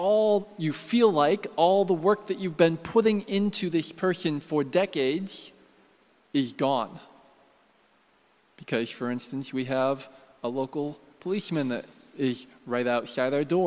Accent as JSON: {"language": "English", "country": "United States", "said": "I'm American"}